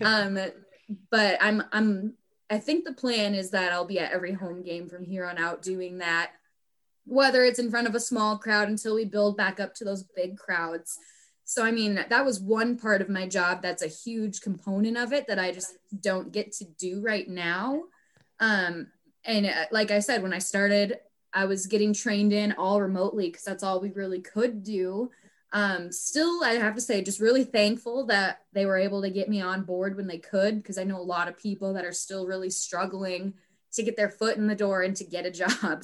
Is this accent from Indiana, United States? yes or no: no; Minnesota, United States; stay in my home state a little bit longer